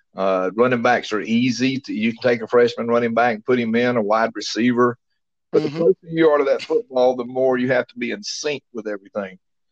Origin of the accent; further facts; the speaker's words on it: Bainbridge, Georgia, United States; Kirby was actually from my hometown. I watched Kirby grow up, did radio for his high school there in Bainbridge, Georgia.